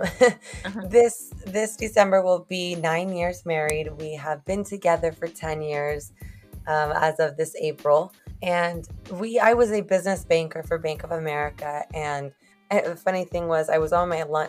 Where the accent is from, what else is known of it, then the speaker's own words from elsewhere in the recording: Moses Lake, Washington, United States; first language Spanish; English is a second language; moved away as an adult; also born or lived in McAllen, Texas / Monterrey, Mexico; now in Rio Grande Valley, United States; I'm actually originally from Moses Lake, Washington